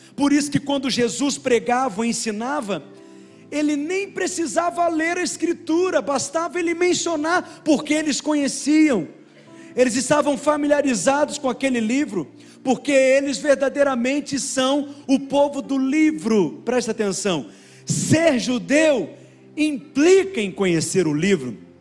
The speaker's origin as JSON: {"language": "Portuguese", "region": "Minas Gerais", "country": "Brazil", "said": "Nós somos mineiro, comedor de angu mesmo"}